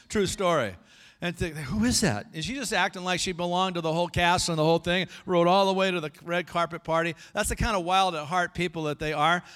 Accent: El Segundo, California, United States; When I grew up in El Segundo, over by the L A airport

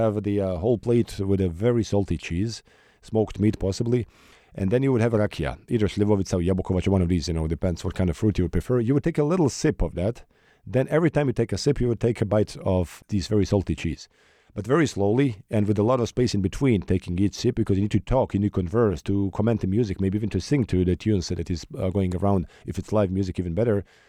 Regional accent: Sarajevo, Federation of Bosnia and Herzegovina, Bosnia & Herzegovina; Sarajevo, my hometown.

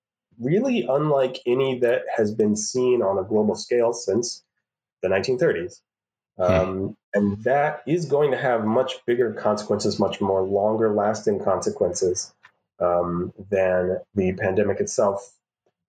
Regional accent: St. Louis, Missouri, United States; as a native St. Louisan

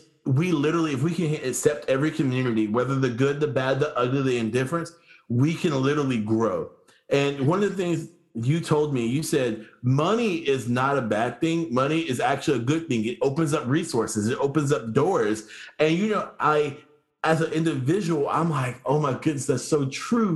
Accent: United States; being an American growing up here

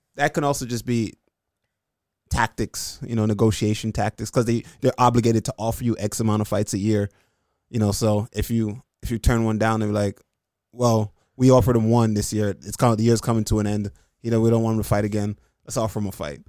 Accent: Jamaica; I'm Jamaican

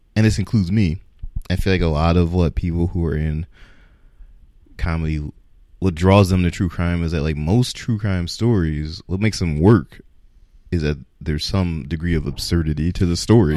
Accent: Detroit, Michigan, United States; I grew up in Detroit

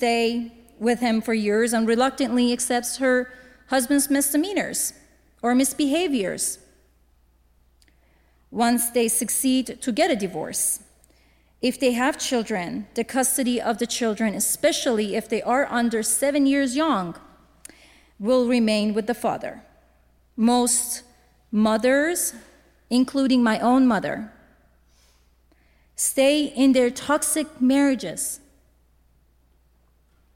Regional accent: Tehran, Tehran Province, Iran; moved away as an adult; also born or lived in Miami; now in United States; I was born and raised in Tehran, the capital of Iran. I moved to US as a religious refugee in 2007

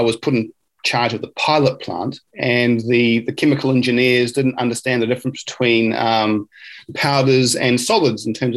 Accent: Gisborne, New Zealand; now in Marlborough, New Zealand; I'm originally from Gisborne on the east coast of the North Island of New Zealand, and it's where my parents, my mother's side come from, but my father's from England. So I was born in 1980 there, and I went to high school at Gisborne Boys High School

